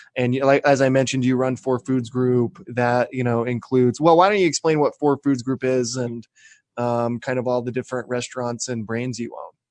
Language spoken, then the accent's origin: English; Spanish Fork, Utah, United States; now in Salem, United States; Spanish Fork's right, right, and it's my hometown.